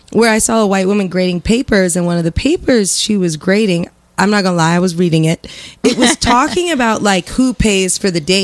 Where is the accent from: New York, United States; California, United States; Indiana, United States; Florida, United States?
Indiana, United States; Lafayette; born or raised there; moved away